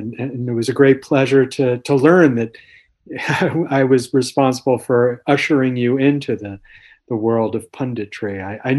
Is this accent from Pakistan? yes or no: no; northern New Jersey, United States; So I grew up in New Jersey, northern New Jersey, just across from New York, across the George Washington Bridge.